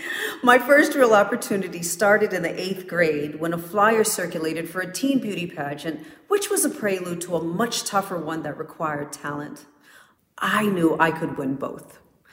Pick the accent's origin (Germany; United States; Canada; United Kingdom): United States; Orange, New Jersey; Growing up in Orange, New Jersey wasn't always pretty, but it certainly taught me to earn what I went after